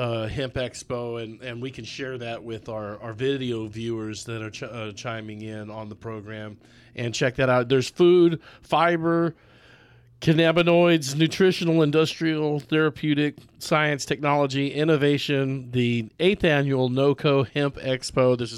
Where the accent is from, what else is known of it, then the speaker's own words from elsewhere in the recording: Longmont, Colorado, United States; moved away; I was born in Longmont.